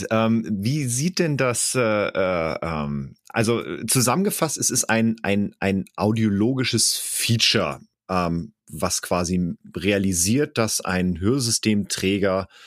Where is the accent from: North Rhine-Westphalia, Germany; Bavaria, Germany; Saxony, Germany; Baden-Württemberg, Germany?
North Rhine-Westphalia, Germany; Cologne; ich komme aus Köln